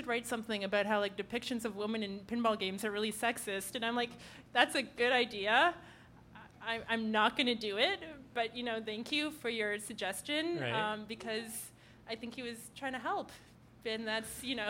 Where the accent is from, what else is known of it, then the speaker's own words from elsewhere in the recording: Ottawa, Ontario, Canada; now in Toronto, Canada; I'm from Ottawa